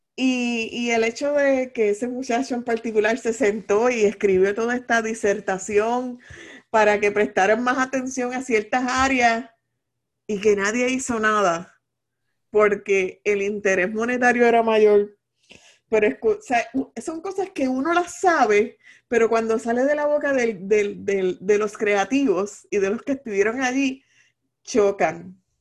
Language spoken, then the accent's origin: Spanish; Puerto Rico; como todo boricua